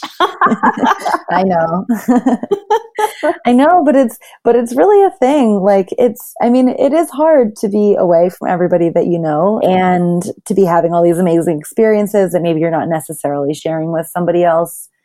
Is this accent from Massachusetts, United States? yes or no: yes; Boston, Massachusetts, United States; moved away as an adult; also born or lived in Thailand / New York City; I'm originally from Boston